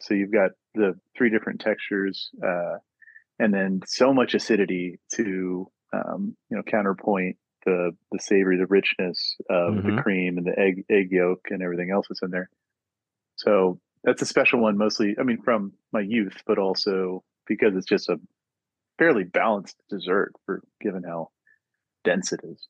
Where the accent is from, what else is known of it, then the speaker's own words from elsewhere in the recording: the South, United States; now in Pacific Northwest, United States; my growing up in the South